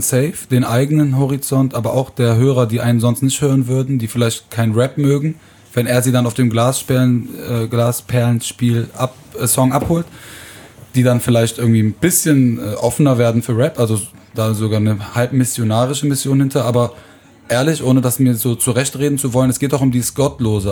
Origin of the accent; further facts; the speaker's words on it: Aachen, North Rhine-Westphalia, Germany; ich komme aus Aachen